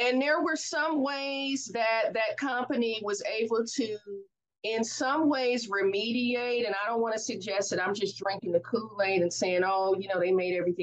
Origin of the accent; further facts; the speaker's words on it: Oakland, California, United States; I'm from the Oakland Bay Area